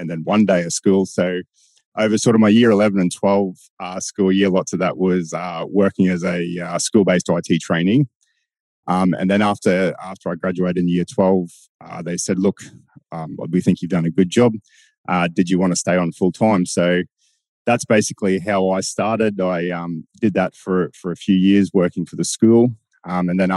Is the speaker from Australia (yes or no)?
yes; Bowen, Queensland, Australia; I was born and bred in Bowen and went to school there.